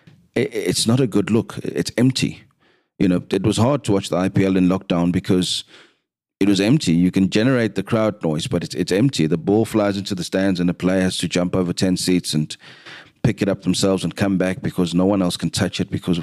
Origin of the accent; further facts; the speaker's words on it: South Africa; as a South African